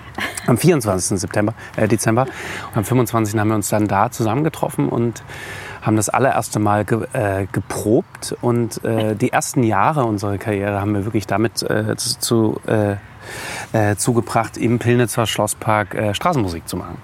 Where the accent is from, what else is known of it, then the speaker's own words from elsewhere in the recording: Dresden, Saxony, Germany; moved away; ich bin äh, auf dem Hochland groß geworden, bin in Bülau, dresden bülau dann zur Schule gegangen